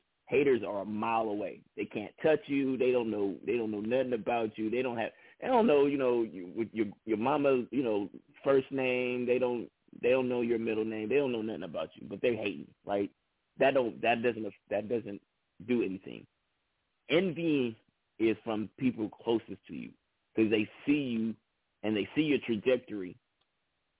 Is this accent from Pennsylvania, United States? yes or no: no; Bay Area, California, United States; I was a unknown artist from the Bay Area